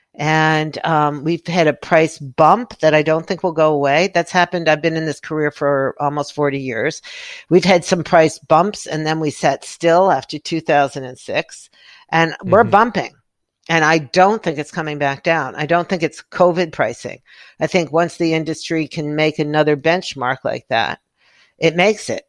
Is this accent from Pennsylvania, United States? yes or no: no; New York City, New York, United States; growing up in New York City where you had, you know, a closet for a bathroom